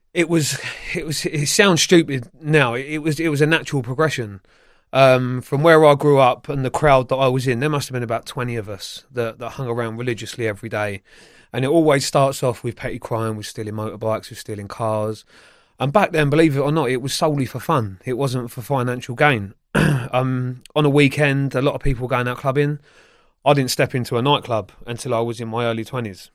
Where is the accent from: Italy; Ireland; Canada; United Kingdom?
United Kingdom; Feltham, London; also born or lived in Sunbury-on-Thames; I grew up in Feltham, Sunbury upon Thames area